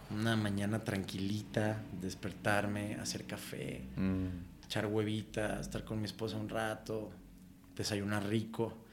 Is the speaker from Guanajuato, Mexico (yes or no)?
no; Colima, Mexico; moved away as an adult; now in Mexico City, Mexico; Ahí, nacido y criado hasta los 18 años, güey, que me vine a vivir acá a la Ciudad de México.